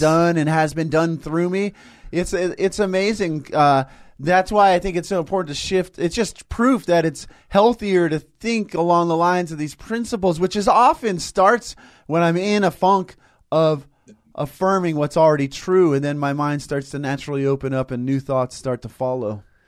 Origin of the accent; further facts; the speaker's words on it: Tustin, California, United States; Unity of Tustin, where I grew up